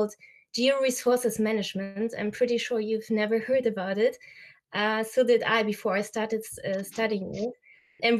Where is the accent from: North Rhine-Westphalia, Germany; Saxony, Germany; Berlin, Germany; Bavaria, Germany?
North Rhine-Westphalia, Germany; a very small town near Aachen; I was born and raised with my two brothers in Germany in a very small town near Aachen